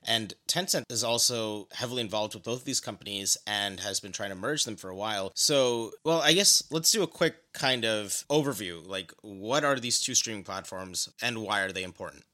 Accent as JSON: {"language": "English", "country": "United States", "said": "being American"}